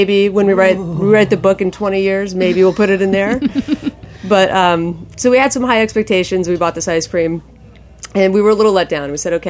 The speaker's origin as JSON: {"language": "English", "region": "Maine", "country": "United States", "tie": "born or raised there"}